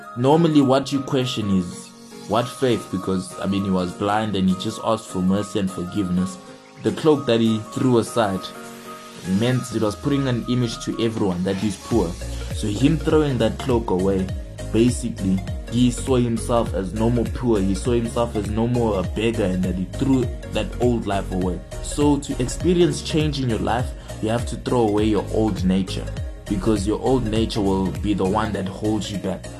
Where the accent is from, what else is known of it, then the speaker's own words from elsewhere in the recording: Johannesburg, Gauteng, South Africa; I'm from Johannesburg, South Africa.